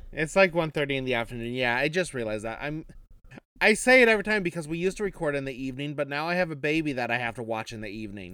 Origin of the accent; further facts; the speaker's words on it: Kansas, Midwest, United States; I come from the Midwest